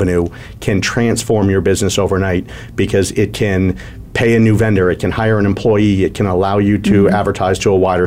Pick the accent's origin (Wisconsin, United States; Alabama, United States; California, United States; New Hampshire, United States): Wisconsin, United States; Milwaukee; also born or lived in Atlanta; now in Arizona, United States; I was born in Milwaukee, Wisconsin